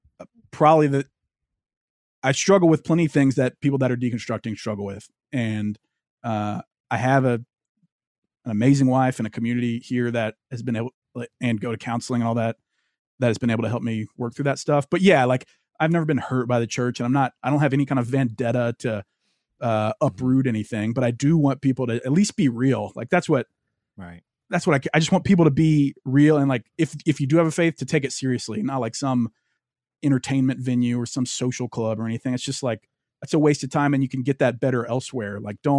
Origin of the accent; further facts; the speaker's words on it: Louisiana, United States; Because I grew up in Louisiana. I've basically been a Christian my whole life.